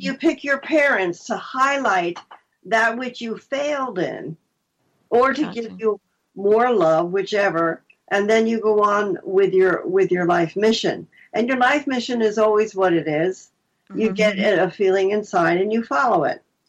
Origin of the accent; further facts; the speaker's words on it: New Jersey, United States; moved away as an adult; also born or lived in Vermont; I was from New Jersey